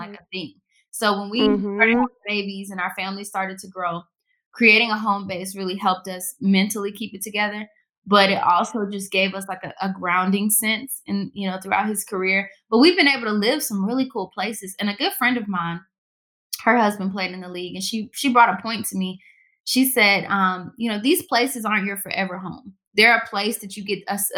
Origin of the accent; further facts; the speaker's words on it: the South, United States; moved away as an adult; also born or lived in Pittsburgh / New York / South Florida; I'm from the South